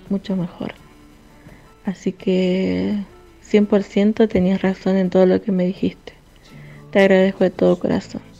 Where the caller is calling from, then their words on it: Salta, Argentina; eh, de Salta Capital